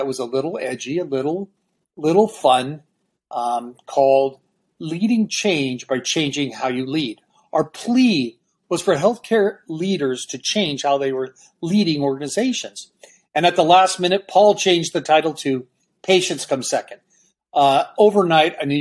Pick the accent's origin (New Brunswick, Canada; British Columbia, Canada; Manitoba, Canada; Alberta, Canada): British Columbia, Canada; Vancouver; moved away; also born or lived in Peru; I'm originally from Canada, Vancouver